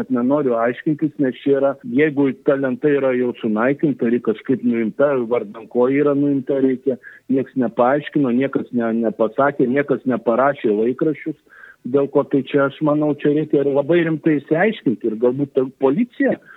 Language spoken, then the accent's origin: Lithuanian; Lithuania; mes lietuviai mėgstam kapinės užlaikyti, jas puoselėti